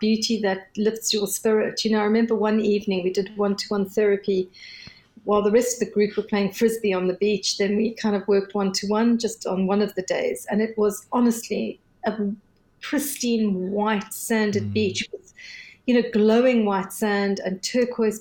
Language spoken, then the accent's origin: English; South Africa; I'm South African